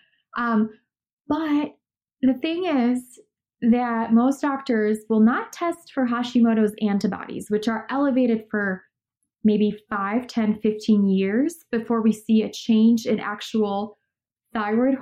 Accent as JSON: {"language": "English", "country": "Poland", "tie": "born or raised there", "also_born_or_lived": "Chicago, United States / Los Angeles, United States", "moved": "yes", "said": "I grew up in Poland, which is next to the Ukraine"}